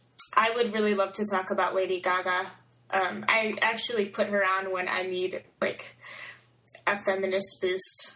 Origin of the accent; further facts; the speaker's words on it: Detroit, Michigan, United States; now in Tallahassee, United States; I'm from Detroit